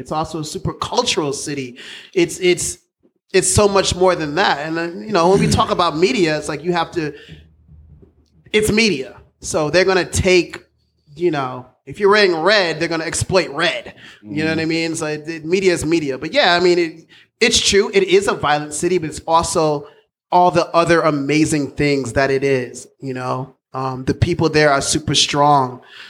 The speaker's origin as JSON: {"language": "English", "town": "Chicago", "region": "Illinois", "country": "United States", "tie": "born or raised there", "said": "I can't say it was like good or bad. It's just all I knew. It was my life. But Chicago is an amazing city."}